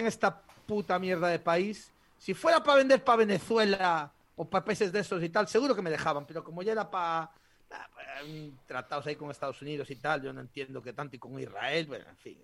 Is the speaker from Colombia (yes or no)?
no; El Bierzo, Castile and León, Spain; nosotros nacemos chupando la costilla de un botillo. O sea, nos, a, un berciano digno le quitas la teta y le das un hueso de botillo